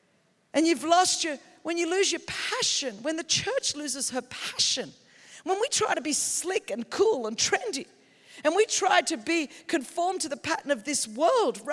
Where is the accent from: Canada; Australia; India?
Australia; moved away as an adult; also born or lived in Europe; now in United States; I grew up in that in Australia.